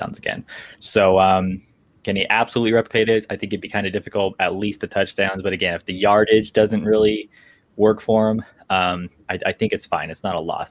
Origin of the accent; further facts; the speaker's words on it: California, United States; I was born and raised in California